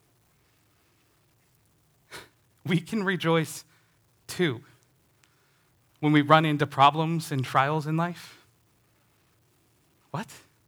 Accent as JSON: {"language": "English", "region": "Indiana", "country": "United States", "tie": "born or raised there", "said": "I grew up in Northern Indiana, a Chicago Cubs fan."}